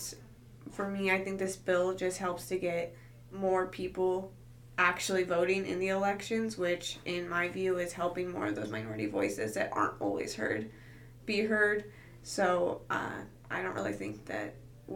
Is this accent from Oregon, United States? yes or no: no; Aurora, Colorado, United States; now in Edmond, United States; where I'm from in Colorado